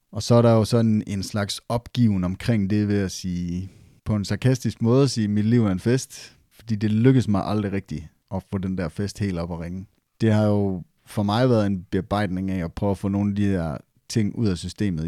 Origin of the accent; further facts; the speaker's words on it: Esbjerg, Southern Denmark, Denmark; accent: Jutlandic; jeg taler sindssygt jysk, eller jeg taler, eller hold op, du er godt nok fra Esbjerg